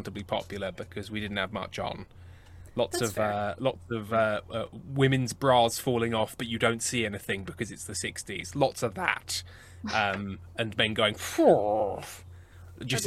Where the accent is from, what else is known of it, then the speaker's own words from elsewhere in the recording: England, United Kingdom; because I'm English